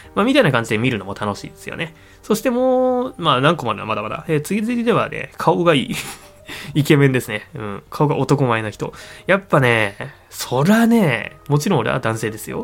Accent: Niigata, Japan; 新潟県の生まれなんですよ

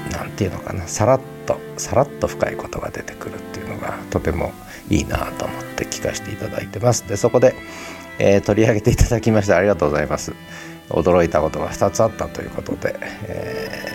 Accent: Tochigi, Japan; moved away; 小学校二年、三年からか、高校三年まで、十年間、栃木市に 住んでまして、母親の実家が栃木市にあるんですが

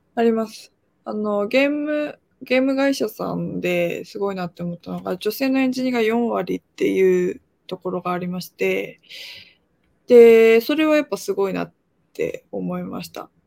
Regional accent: Japan; also born or lived in South Korea; 韓国生まれ日本育ちで3歳から日本にいまして

